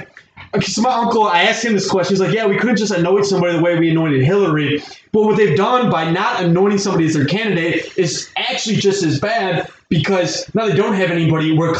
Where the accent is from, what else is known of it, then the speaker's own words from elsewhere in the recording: United States; As an American who's on Twitter often